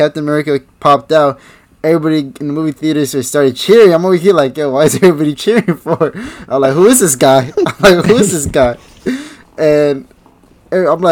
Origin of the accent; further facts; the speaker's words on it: New York, United States; We're from New York